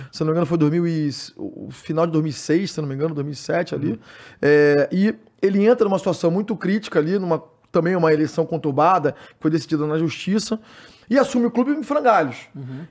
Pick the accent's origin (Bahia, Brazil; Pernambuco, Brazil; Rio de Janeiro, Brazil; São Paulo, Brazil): Rio de Janeiro, Brazil; sou do Médio, então a gente é uma, é uma área que não tem muito lazer ali no Rio de Janeiro